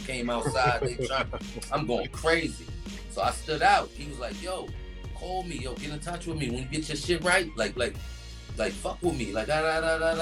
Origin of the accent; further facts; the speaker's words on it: New York City, New York, United States; also born or lived in Queensbridge, Queens, New York; I'm from the bridge and I was raised in the Bronx, but I'm definitely a Bronx nigga though